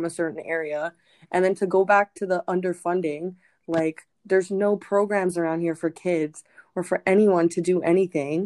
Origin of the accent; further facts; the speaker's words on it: Toronto, Ontario, Canada; growing up on Jane Street